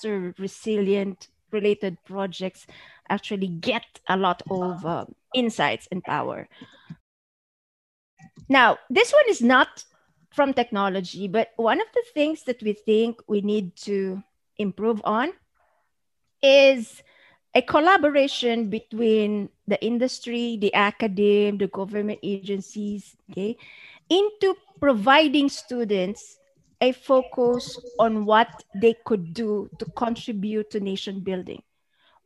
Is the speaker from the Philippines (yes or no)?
yes; Philippines; in our own country, in our own soils